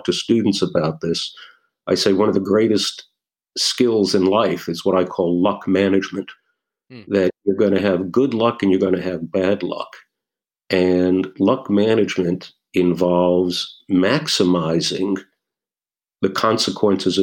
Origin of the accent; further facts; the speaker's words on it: New York City, New York, United States; now in Portola Valley, United States; I grew up in New York City